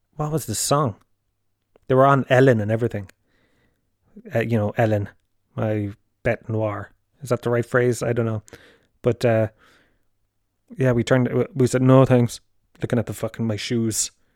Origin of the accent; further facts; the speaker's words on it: Tralee, Munster, Ireland; Holy Family is primary school that I went to in, in Tralee